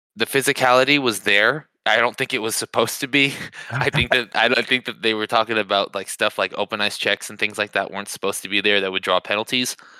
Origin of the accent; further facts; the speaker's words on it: United States; being American